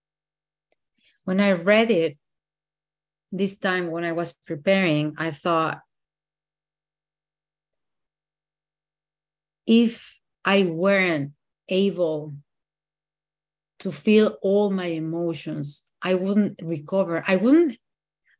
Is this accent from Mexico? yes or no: yes; Mexico City, Mexico; English is a second language; moved away; I am from Mexico City.